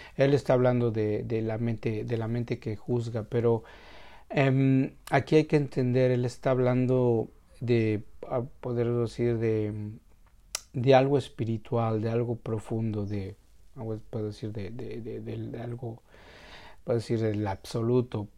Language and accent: Spanish; Mexico; para nosotros como mexicanos